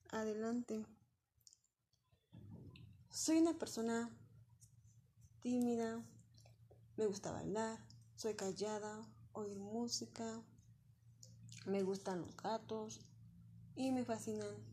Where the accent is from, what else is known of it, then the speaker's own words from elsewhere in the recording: Mexico City, Mexico; born there; now in Toluca, Mexico; Actualmente tengo 26 años, nací en la Ciudad de México el 16 de octubre de 1994. Actualmente vivo en Toluca.